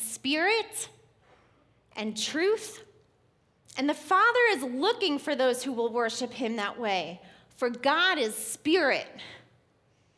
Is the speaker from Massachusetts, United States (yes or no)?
no; New York, United States; moved away; I was born and raised in New York, right outside of New York City